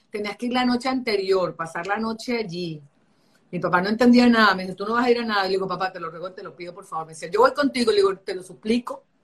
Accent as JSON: {"language": "Spanish", "town": "Caracas", "region": "Capital District", "country": "Venezuela", "accent": "Caracas", "lives_now": "New York, United States", "said": "yo vivo acá 26 años, tengo aquí viviendo en Nueva York, y yo hablo como caraqueño y tengo acento. La gente cuando me oye hablar inglés, yo tengo acento caraqueño."}